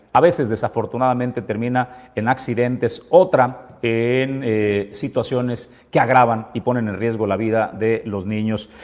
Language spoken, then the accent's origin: Spanish; Colima, Mexico; los que eh, somos de Colima